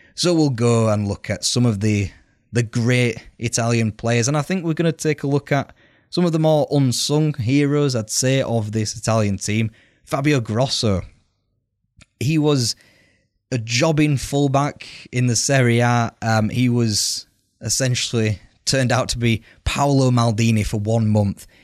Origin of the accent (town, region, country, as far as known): United Kingdom